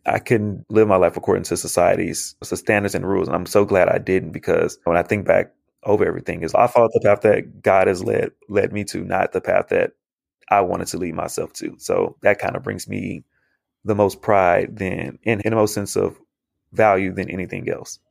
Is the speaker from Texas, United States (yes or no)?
yes; Houston, Texas, United States; growing up, I went to schools in Southeast Houston, where it's predominantly black students